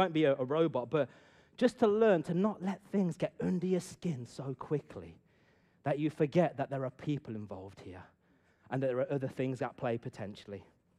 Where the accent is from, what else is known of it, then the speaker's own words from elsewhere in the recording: Punjab, India; See, I myself, I've been brought up as well in a culture where honor is huge. Reputation is everything. I'm from an Indian Punjabi culture.